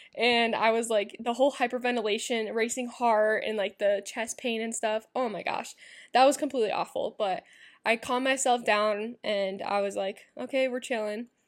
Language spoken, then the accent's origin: English; Iowa, United States; My hometown's back in Iowa